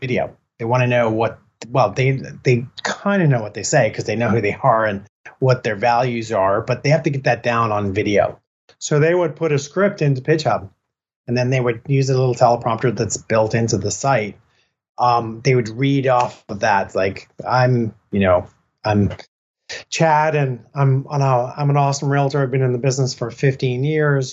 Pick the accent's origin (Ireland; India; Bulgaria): Ireland; Killiney, Leinster; moved away; also born or lived in Santa Cruz; we were born and raised in Ireland and we spent many, many years down in Killiney in south of Dublin